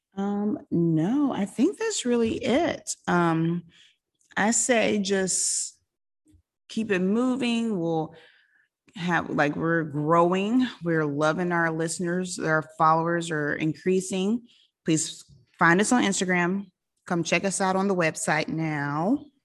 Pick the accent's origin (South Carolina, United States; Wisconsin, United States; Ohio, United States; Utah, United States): South Carolina, United States; now in Florida, United States; I grew up in South Carolina